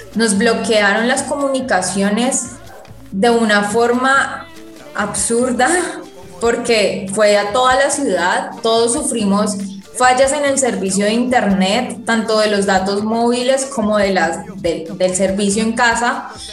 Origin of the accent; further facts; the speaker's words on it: Colombia; nos tienen subyugados como población colombiana